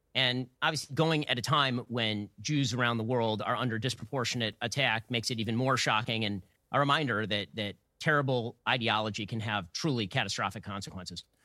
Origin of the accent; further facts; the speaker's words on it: United States; I'm an American citizen, I'm an American